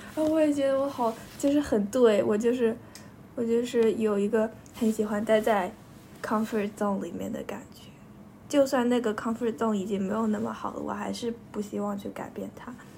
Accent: Yixing, Jiangsu, China; 我从幼儿园住到小学，小学住了几年的，在宜兴的一个家

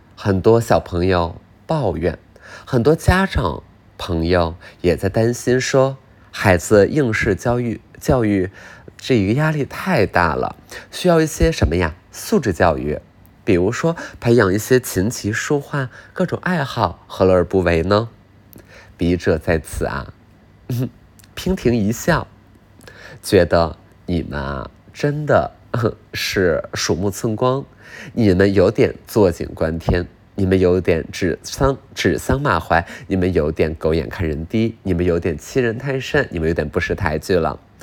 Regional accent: Northeast China, China; 笔者从小在东北长大

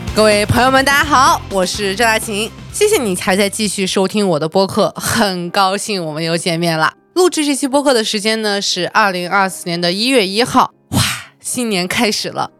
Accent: Urumqi, Xinjiang, China; also born or lived in Huizhou, Guangdong; now in Beijing, China; 我本来是一个在广东惠州出生，在新疆乌鲁木齐长大的一个标准意义上的非一线城市长大的普通家庭的女孩儿。到现在为止，我已经在北京待了

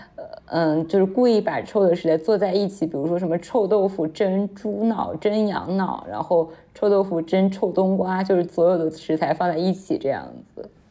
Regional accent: Anhui, China; 我安徽这边好像还有一个东西叫臭鳜鱼

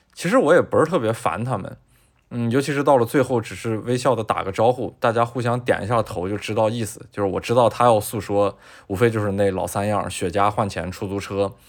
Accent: China; 我作为一个中国人

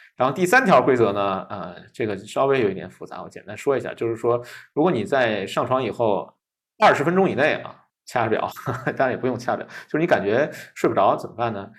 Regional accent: China; 我们中国人的习惯

